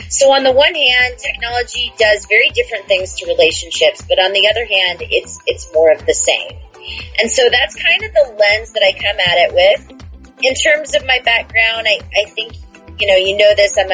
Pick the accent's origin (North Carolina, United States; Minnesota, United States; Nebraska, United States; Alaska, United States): Alaska, United States; Houston; I'm originally from Houston, Alaska, which is a small town. It's a village on the road system in Alaska, 75 miles north of Anchorage. There was only 700 people, and so it was very isolated.